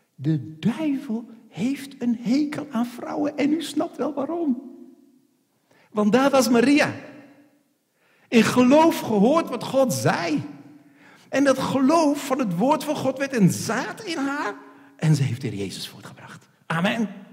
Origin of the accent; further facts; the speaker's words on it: Netherlands; Ik zeg, nee, ik ben geen Duitser. Ik ben een Hollander